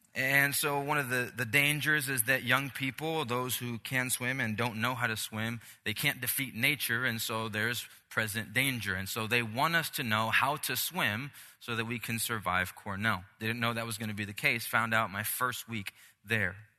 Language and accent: English; Puerto Rico; moved away; I'm Puerto Rican, I'm from the Caribbean